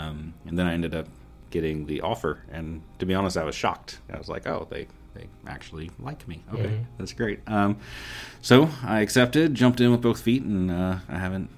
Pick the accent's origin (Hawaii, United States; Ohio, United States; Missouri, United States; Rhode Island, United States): Missouri, United States; Kansas City; also born or lived in Warsaw, Missouri; I was born here in Kansas City area and started school in KCPS. So started at Hartman Elementary and then moved to Cook and then Marlborough and then Wendell Phillips and then Kansas City Middle School of the Arts back when it was called that.